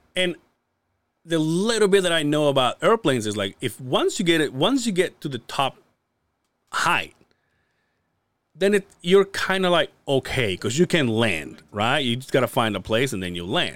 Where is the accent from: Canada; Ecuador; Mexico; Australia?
Mexico; Mérida, Yucatán; now in Utah, United States; "Mérida, Yucatán," which is where I'm from